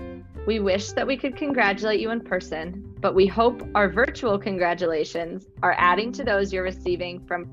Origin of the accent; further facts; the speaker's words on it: Kalamazoo, Michigan, United States; I'm a senior from Kalamazoo, Michigan